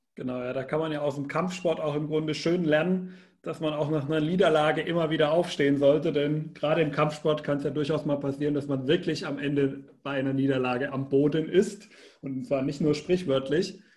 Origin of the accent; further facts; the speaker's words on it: Germany; Als Deutscher